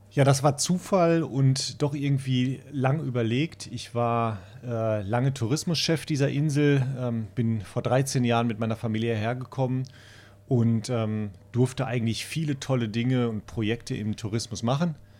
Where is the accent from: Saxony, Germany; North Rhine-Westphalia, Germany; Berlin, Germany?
North Rhine-Westphalia, Germany; Castrop-Rauxel; now in Spiekeroog, Germany; ich komme mitten aus der äh, Kernzielgruppe, vielleicht hört man das auch, aus dem Ruhrgebiet, aus der schönen Stadt Kastrop-Rauxel